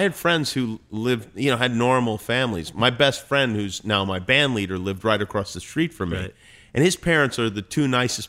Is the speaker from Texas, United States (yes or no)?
no; Las Vegas, Nevada, United States; also born or lived in Brooklyn; I was born in Brooklyn. I was raised in Las Vegas.